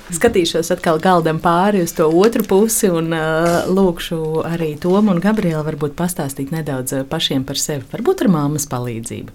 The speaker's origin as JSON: {"language": "Latvian", "town": "Cēsis", "country": "Latvia", "moved": "as an adult", "lives_now": "Nottingham, United Kingdom", "said": "es esmu cēsiniece, tāpat kā māsa"}